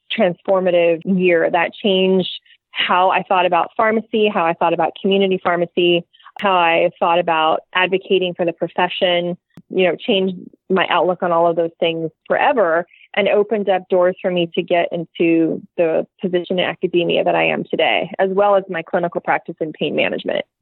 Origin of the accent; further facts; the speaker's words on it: California, United States; I'm from California